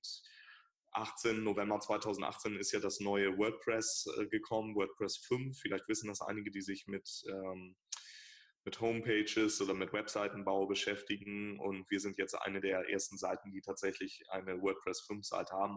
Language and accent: German; Hamburg, Germany; ich bin Hamburger, also meine Praxis ist in Hamburg